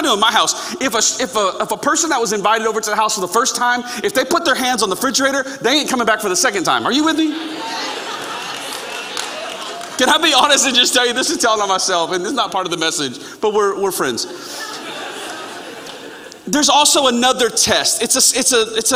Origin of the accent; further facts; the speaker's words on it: Florida, United States; I grew up in Florida